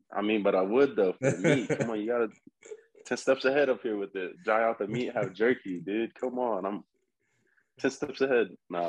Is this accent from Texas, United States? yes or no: yes; Texas, United States; I'm from Texas.